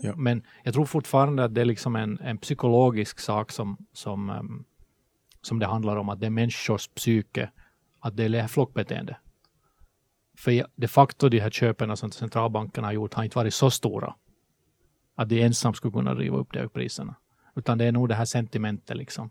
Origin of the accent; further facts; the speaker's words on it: Helsinki, Uusimaa, Finland; accent: Finland Swedish; moved away as an adult; now in Sweden; som ni hör på svenskan så är jag finlandssvensk. jag flyttade till Sverige från Helsingfors 2009